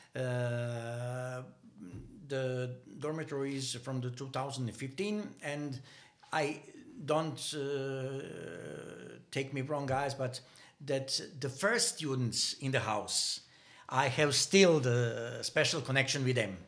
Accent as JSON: {"language": "English", "town": "Banja Luka", "region": "Republika Srpska", "country": "Bosnia & Herzegovina", "tie": "born or raised there", "second_language": "English", "moved": "as an adult", "lives_now": "Denmark", "said": "nearly impossible to live in my hometown. I was living in a city called Banja Luka"}